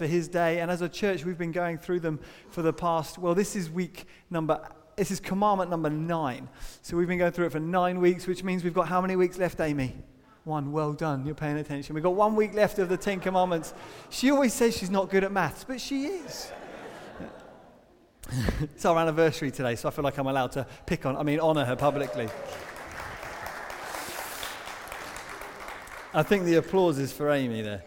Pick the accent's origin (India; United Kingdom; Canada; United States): United Kingdom; as British people